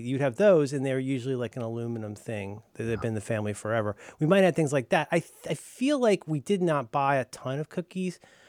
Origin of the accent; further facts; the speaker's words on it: Florida, United States; I say this to people all the time when I talk about how I'm from Florida, mostly, and how, like, when I was a kid, Texas and Southern California were the two places where all the crazies were.